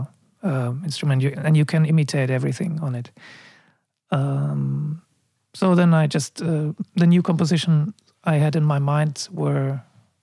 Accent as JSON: {"language": "English", "town": "Munich", "region": "Bavaria", "country": "Germany", "tie": "born or raised there", "also_born_or_lived": "Amsterdam / China", "moved": "as an adult", "said": "I was born in Munich and I moved to Amsterdam when I was 19"}